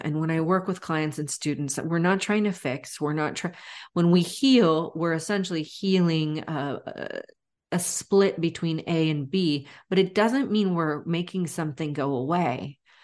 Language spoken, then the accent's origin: English; United States; also born or lived in Florida; I'm half Brazilian, but I write from growing up in the States